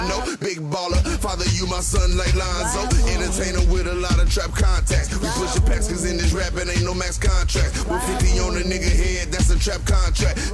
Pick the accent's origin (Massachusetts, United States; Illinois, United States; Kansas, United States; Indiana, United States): Indiana, United States; Gary; I'm from Gary